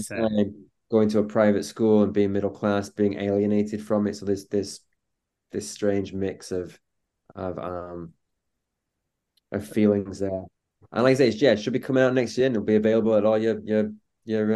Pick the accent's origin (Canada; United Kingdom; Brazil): United Kingdom; Manchester, North West England; also born or lived in Oldham; growing up in Manchester